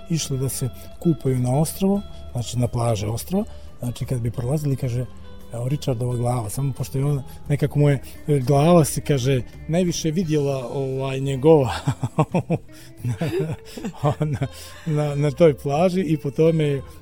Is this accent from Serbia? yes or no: no; Budva, Budva Municipality, Montenegro; kod nas u Budvi